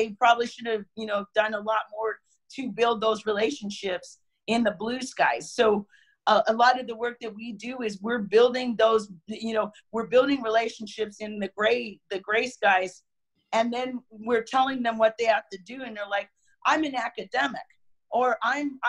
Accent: United States; we love being an American

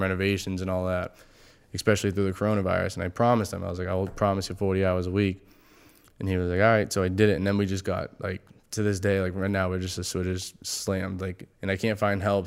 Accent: Massachusetts, United States; we're from Mass

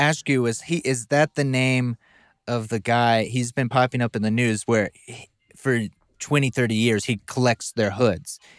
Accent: the South, United States; we're both from the South. Different areas.

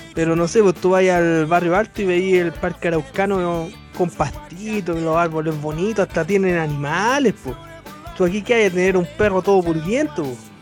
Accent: Santiago, Santiago Metropolitan Region, Chile; yo soy de la zona norte de Santiago, yo soy de Conchalí técnicamente

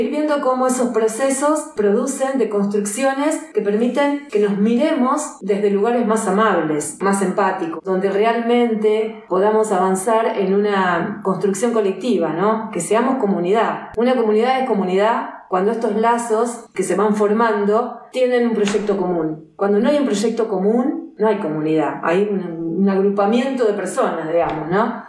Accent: Argentina

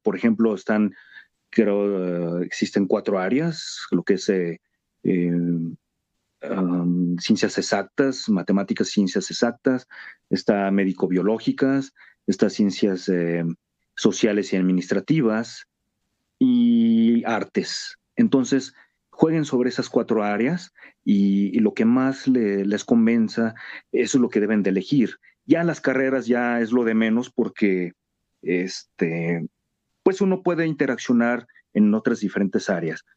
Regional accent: Mexico City, Mexico; México, Distrito Federal, ahora Ciudad de México

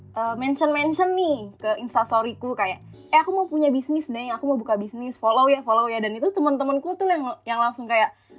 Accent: Tangerang, Banten, Indonesia; moved away as an adult; now in Semarang, Indonesia; aku kuliahnya di Semarang sementara bisnisku ini di Tangerang gitu loh di kotaku

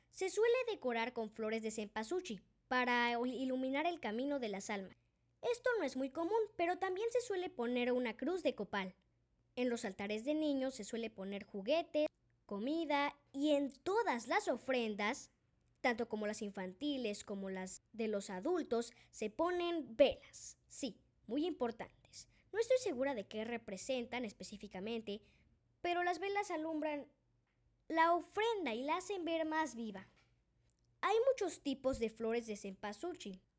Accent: Mexico; Yo vengo de México y lo conozco muy bien.

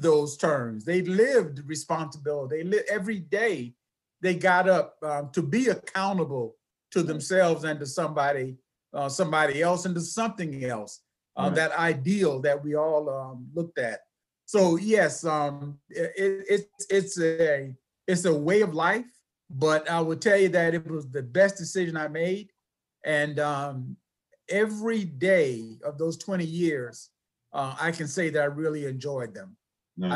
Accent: Miami, Florida, United States; I'm from Miami, Florida. So I'm from a big city.

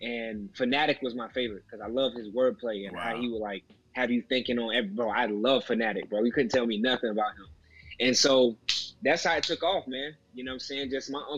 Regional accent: North Carolina, United States; also born or lived in Florida; Yeah, so I was born in North Carolina. I was raised there with my mom and my grandma. Pretty much from first grade up until like eighth grade.

